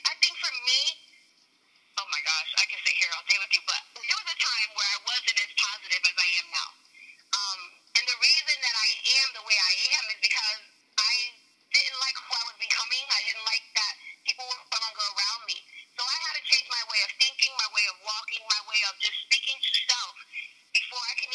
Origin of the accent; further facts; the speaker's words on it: Bridgeport, Connecticut, United States; I am originally from Bridgeport, Connecticut, born and raised.